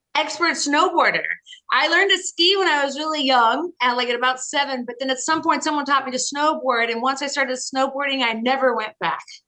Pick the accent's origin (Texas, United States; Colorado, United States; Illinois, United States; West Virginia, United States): Colorado, United States; near Boulder; moved away as an adult; also born or lived in Boston, United States / Washington, United States; now in New York City, United States; I grew up in Colorado in the mountains, in a, in a cabin in the mountains near Boulder.